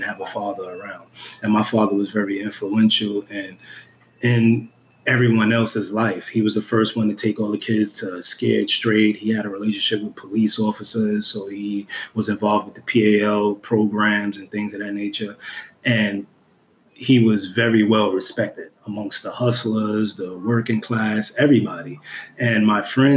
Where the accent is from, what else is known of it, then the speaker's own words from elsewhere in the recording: New York City, New York, United States; the environment that I was raised in Brooklyn, New York